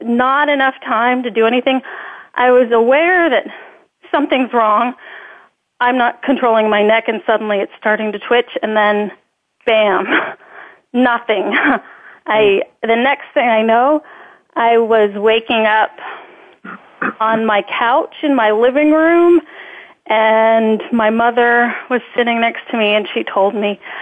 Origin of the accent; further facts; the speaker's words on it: Northern Virginia, United States; I grew up in the Northern Virginia area